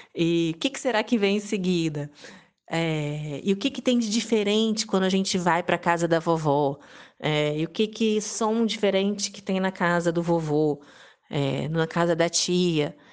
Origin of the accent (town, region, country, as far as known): Serra, Espírito Santo, Brazil; born or raised there; also born or lived in Vitória, Espírito Santo / France / Cachoeiro de Itapemirim, Espírito Santo